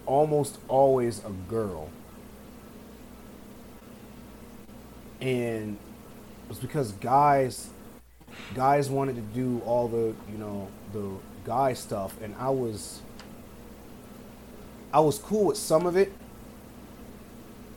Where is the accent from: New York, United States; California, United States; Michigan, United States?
Michigan, United States; moved away; I had really bad asthma growing up in Michigan